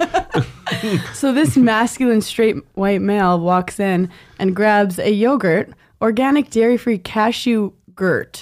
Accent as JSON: {"language": "English", "town": "New York City", "region": "New York", "country": "United States", "said": "we're both from Brooklyn."}